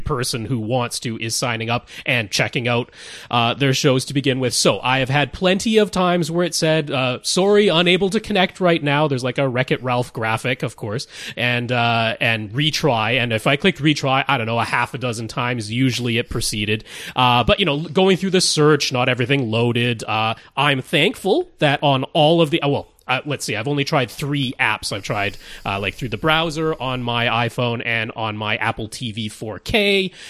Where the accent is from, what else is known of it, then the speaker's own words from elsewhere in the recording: Canada; accent: Canadian; I don't really try to get rid of my Canadian accent